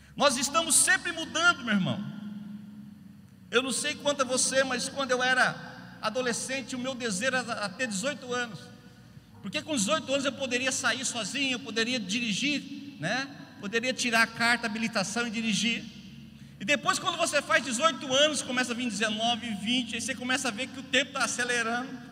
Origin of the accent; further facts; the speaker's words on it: Brazil; nós somos brasileiros